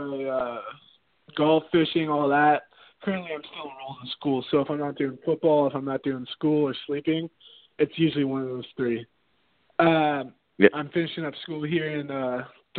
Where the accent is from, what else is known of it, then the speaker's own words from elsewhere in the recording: San Diego, California, United States; Born and raised in San Diego